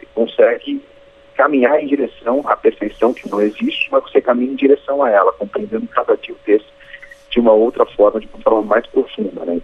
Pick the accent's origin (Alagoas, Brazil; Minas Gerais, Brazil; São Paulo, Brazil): São Paulo, Brazil; interior of; eu também sou interior de São Paulo